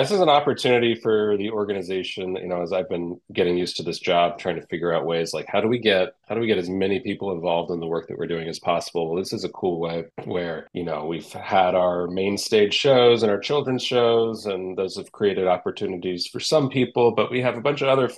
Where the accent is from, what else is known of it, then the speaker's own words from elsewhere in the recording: Charlotte, North Carolina, United States; moved away as an adult; also born or lived in New York; I grew up in Charlotte and moved away for 10 years after college to New York, and I've been back a little over 5 years